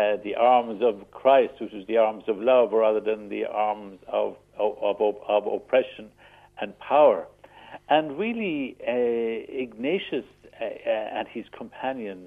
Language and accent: English; Foynes, Munster, Ireland; also born or lived in Monamolin; Spent most of my life up to 18 years of age in the Shanagolden Parish